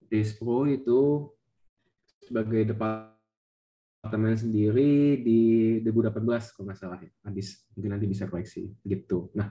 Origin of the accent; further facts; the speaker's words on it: Jakarta, Indonesia; Jadi, ya asalku dari Jakarta tapi bukan asli Jakarta.